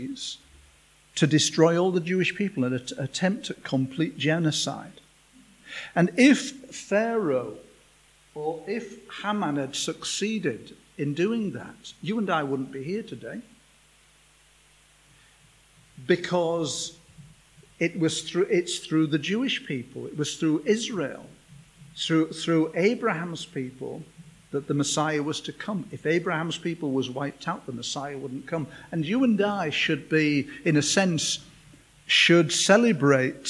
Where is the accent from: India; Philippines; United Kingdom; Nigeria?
United Kingdom; England; we're from England